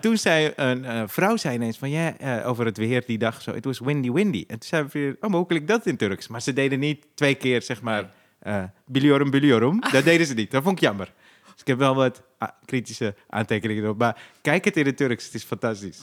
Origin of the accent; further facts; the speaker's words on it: Zaandam, North Holland, Netherlands; Ik kom uit de Poelenburg, daar eh, wonen veel Turken